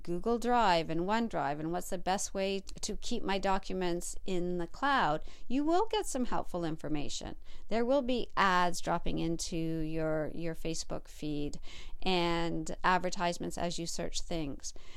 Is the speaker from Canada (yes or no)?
yes; Canada; my fellow Canadians out there.